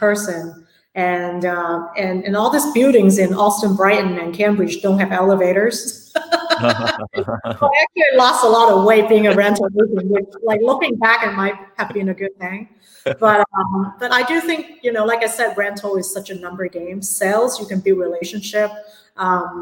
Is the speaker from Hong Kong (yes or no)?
yes; Hong Kong; now in San Francisco, United States; I'm from Hong Kong originally. So real estate is a really big part of our culture back at home as well